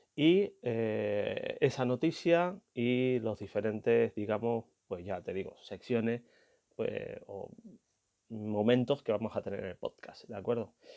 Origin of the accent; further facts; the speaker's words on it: Canary Islands, Spain; el 000 en mi idioma, que soy canario